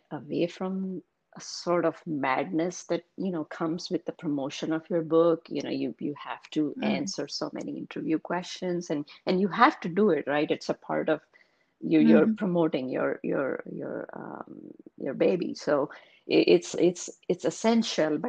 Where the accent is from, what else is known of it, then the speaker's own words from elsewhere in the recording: India; English is a second language; moved away as an adult; now in United States; I was born and raised in India